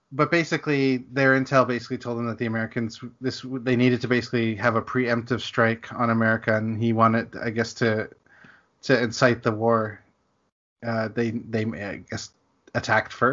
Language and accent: English; Canada; as a Canadian